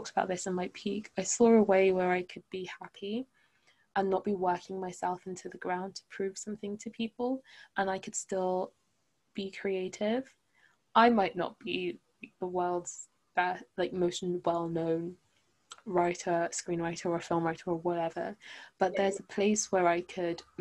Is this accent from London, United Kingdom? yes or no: yes; London, United Kingdom; I grew up in London.